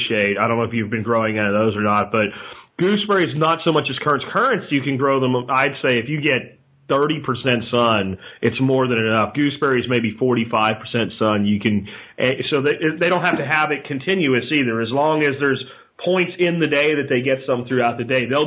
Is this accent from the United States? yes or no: yes; Pennsylvania, United States; moved away; I grew up in Pennsylvania, you get those really cold winters